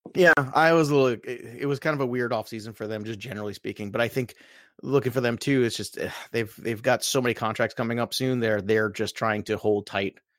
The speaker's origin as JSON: {"language": "English", "town": "Brooklyn", "region": "New York", "country": "United States", "moved": "yes", "lives_now": "New Jersey, United States", "said": "I'm from Brooklyn originally"}